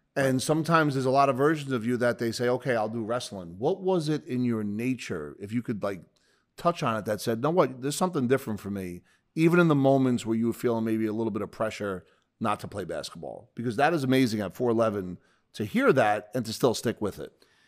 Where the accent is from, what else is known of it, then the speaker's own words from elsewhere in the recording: Bayonne, New Jersey, United States; I'll call it the Jersey Shore area 'cause I grew up in Bayonne